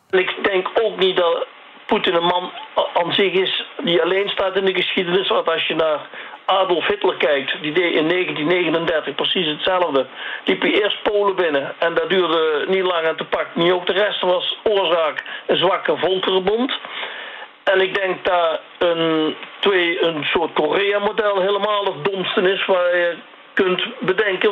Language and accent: Dutch; Netherlands; ik ben Nederlander